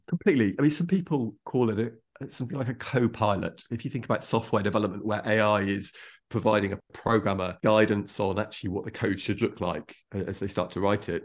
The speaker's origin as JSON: {"language": "English", "area": "Derbyshire", "region": "East Midlands", "country": "United Kingdom", "tie": "born or raised there", "said": "growing up in Derbyshire"}